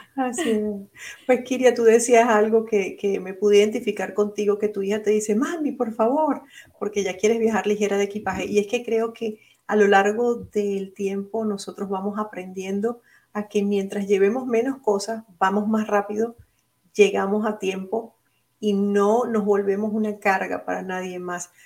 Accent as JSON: {"language": "Spanish", "country": "Venezuela", "also_born_or_lived": "Puerto Rico", "moved": "yes", "lives_now": "Orlando, United States", "said": "es una venezolana con corazón puertorriqueño también, porque viví muchos años en Puerto Rico"}